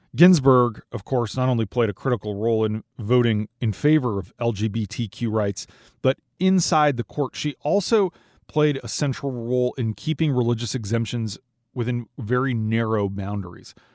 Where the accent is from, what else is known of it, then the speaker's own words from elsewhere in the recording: Minnesota, United States; moved away; My home state of Minnesota